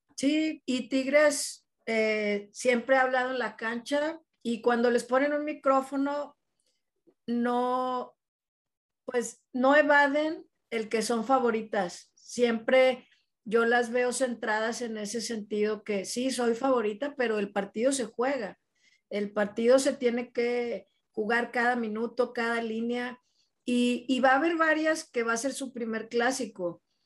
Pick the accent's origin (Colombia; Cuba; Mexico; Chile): Mexico; Monterrey, Nuevo León; como regios